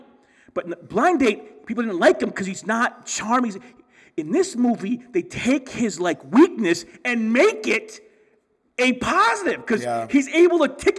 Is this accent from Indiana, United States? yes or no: no; Michigan, United States; I've been to California, and because I'm from Michigan.